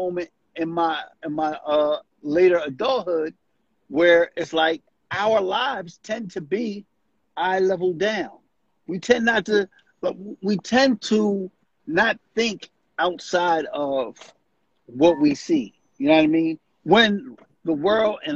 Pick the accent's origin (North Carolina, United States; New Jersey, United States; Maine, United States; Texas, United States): New Jersey, United States; Camden; also born or lived in Southwest Philadelphia; I am from Camden, New Jersey.